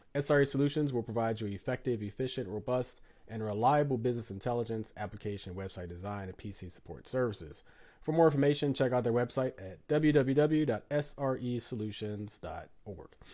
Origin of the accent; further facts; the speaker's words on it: Philadelphia, Pennsylvania, United States; it's my hometown. Listen, I love Philly